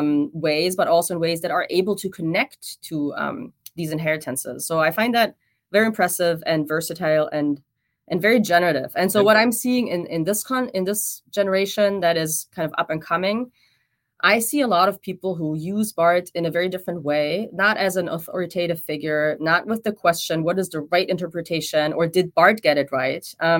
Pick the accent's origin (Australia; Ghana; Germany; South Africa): Germany; And I come from Germany and there even, I mean, I think even more than in the US scene, after World War I, the theological scene was very much dominated by Bart's theology